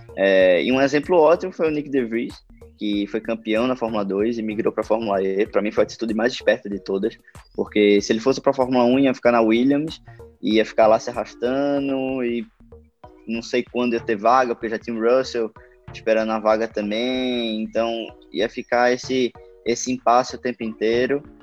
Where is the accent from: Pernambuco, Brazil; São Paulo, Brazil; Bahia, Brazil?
Pernambuco, Brazil; Recife; sou pernambucano